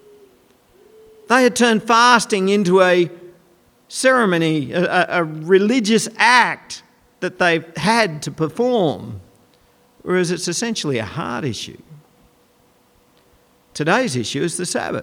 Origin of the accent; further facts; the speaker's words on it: Goondiwindi, Queensland, Australia; When I was growing up in Gundawindi